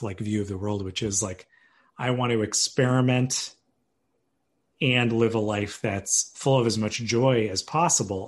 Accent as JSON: {"language": "English", "town": "Cambridge", "region": "Massachusetts", "country": "United States", "also_born_or_lived": "Medford, Massachusetts / Washington, D.C. / Oxford, England / New York", "moved": "yes", "said": "I am from Cambridge, Massachusetts."}